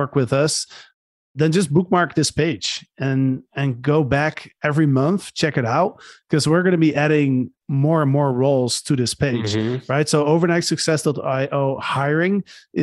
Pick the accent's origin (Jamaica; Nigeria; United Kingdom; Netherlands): Netherlands; also born or lived in Barcelona, Spain; now in Panama; I'm from the Netherlands